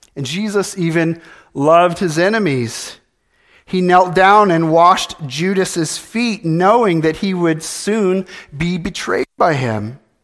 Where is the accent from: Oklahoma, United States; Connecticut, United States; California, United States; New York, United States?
California, United States; moved away; I was born in California